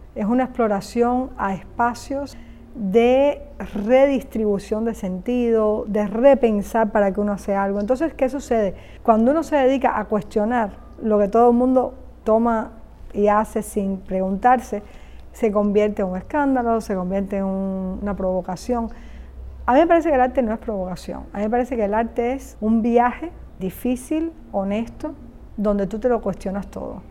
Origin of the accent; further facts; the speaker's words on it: Cuba; nací en Cuba, mi carrera la hice en Cuba, es decir, mi educación artística viene de Cuba